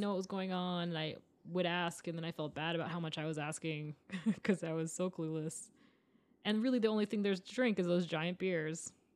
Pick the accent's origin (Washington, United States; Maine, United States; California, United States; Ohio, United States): Maine, United States; now in Los Angeles, United States; I'm from Maine.